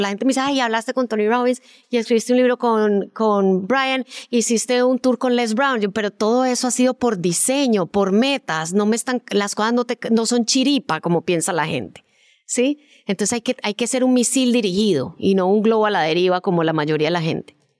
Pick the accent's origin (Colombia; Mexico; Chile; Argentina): Colombia; moved away as an adult; also born or lived in Miami, United States; yo como en el 94 me fui de Colombia a estudiar eh, un posgrado en producción de televisión a Miami